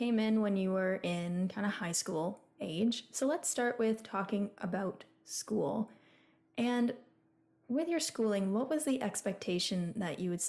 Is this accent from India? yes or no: no; Canada; we both grew up, like, we're born and raised in Canada. We've had that common Canadian growing up experience.